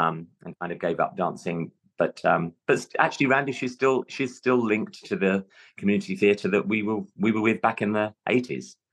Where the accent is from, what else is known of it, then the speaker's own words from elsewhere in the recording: London, United Kingdom; accent: London; moved away; my natural london accent